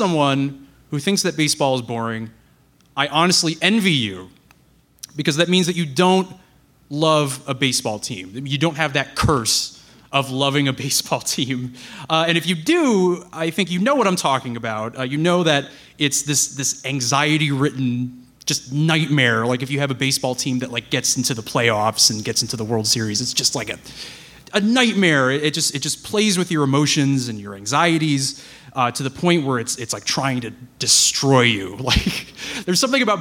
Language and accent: English; Connecticut, United States; I grew up in Connecticut